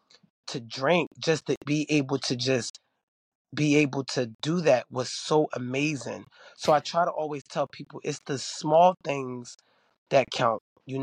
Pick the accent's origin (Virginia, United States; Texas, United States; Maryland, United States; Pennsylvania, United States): Pennsylvania, United States; Philadelphia; They saying I'm not from here. I'm from Philly. And I'm trying to, like, fit in.